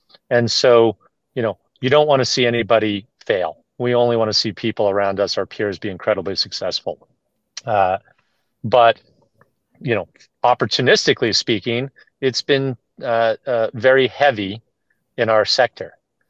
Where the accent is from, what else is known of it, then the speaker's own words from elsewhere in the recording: Boston, Massachusetts, United States; You know, I'm a Bostonian, so well, I always try to, you know